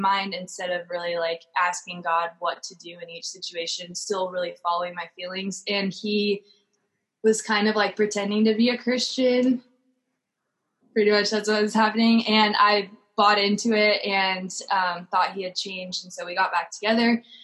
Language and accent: English; Orange County, California, United States; also born or lived in Oregon; I'm from Orange County, California